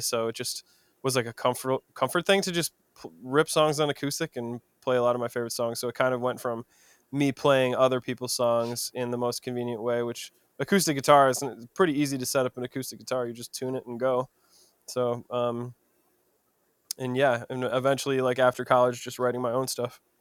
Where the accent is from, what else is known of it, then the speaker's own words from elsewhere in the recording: Madison, Wisconsin, United States; moved away as an adult; now in Los Angeles, United States; I'm from Madison, Wisconsin originally.